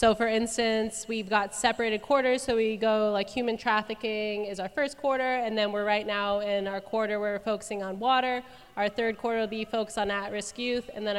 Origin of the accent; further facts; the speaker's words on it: Arizona, United States; moved away as an adult; now in Cookeville, United States; I was born and raised in Arizona, and I've lived in Cookeville for the last, I think, almost 5 years